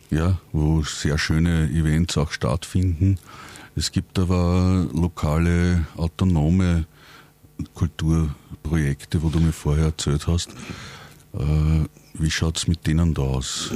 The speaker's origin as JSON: {"language": "German", "town": "Langenlois", "region": "Lower Austria", "country": "Austria", "said": "Ich komme aus Langenlois, Nähe von Krems, auch 70 Kilometer von Wien weg und arbeite auch in Wien"}